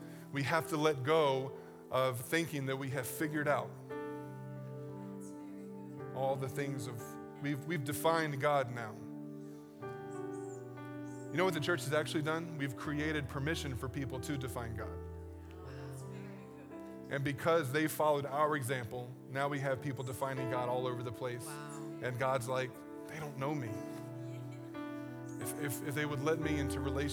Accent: East Coast, United States; moved away; I grew up on the East Coast

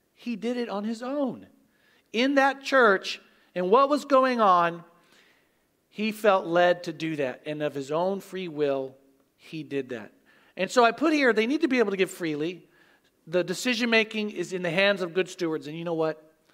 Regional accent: Oklahoma, United States; moved away; I grew up in Oklahoma

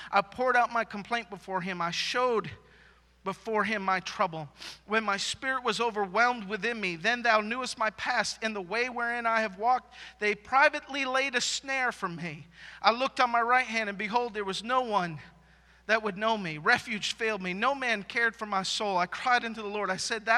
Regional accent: Maine, United States; now in Texas, United States; I'm from Maine.

